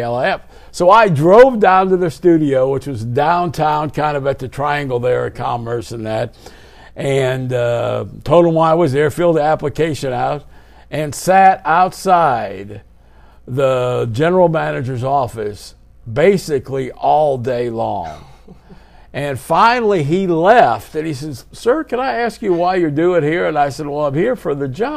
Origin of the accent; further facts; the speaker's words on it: Farmers Branch, Texas, United States; I grew up in the Farmers Branch.